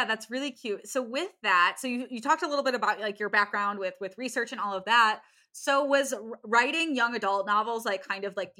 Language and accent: English; Cleveland, Ohio, United States; now in Chicago, United States; I'm from Ohio as well. I grew up in Cleveland area